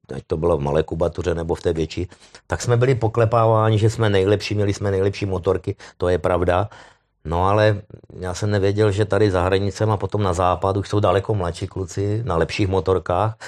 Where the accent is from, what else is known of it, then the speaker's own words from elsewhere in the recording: Moravia, Czechia; já jsem Moravák